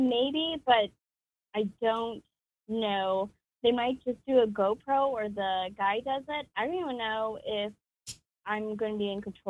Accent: Detroit, Michigan, United States; I'm from Detroit

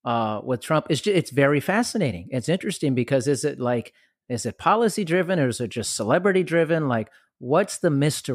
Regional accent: Germany; I did. I grew up in Germany partially. I lived there twice. I was born there.

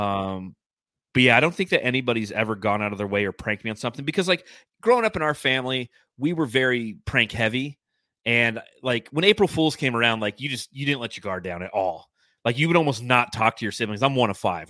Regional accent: California, United States; When I was growing up in California, we had our house

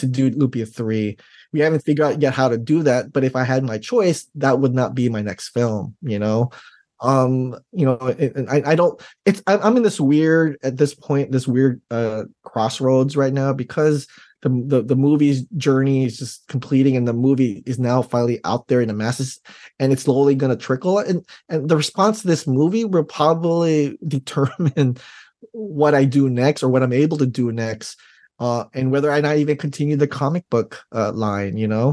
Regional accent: Daly City, California, United States; growing up in Daly City

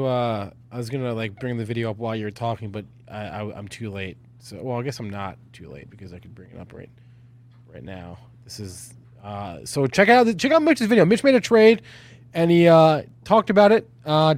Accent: East Coast, United States; moved away; I'm from the East Coast. We don't do guns. We don't do guns where I'm from.

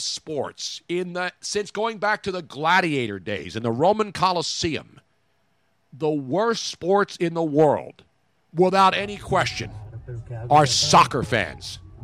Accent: Philadelphia, Pennsylvania, United States; my hometown of Philadelphia

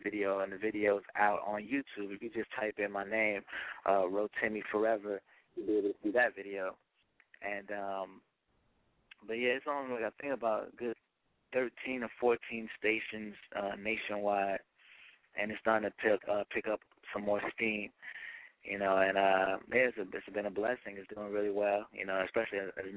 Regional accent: New Jersey, United States; also born or lived in Nigeria; she's from my hometown

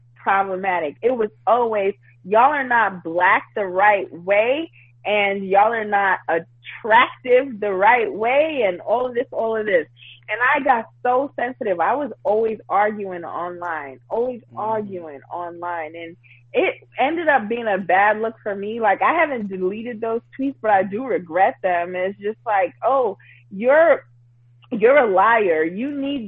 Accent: New York City, New York, United States; born and raised in Brooklyn, New York, born in East Flatbush, actually born in Bushwick, raised in East Flatbush, then East New York, and now Crown Heights.

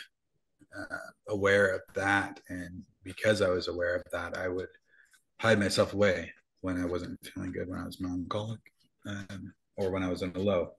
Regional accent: Utah, United States; I grew up in Utah

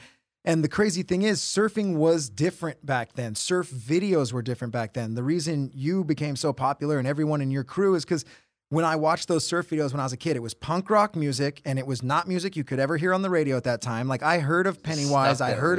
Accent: Huntington Beach, California, United States; I grew up in Huntington Beach

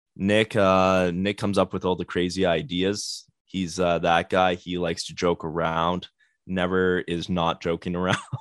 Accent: Winnipeg, Manitoba, Canada; we're from Winnipeg

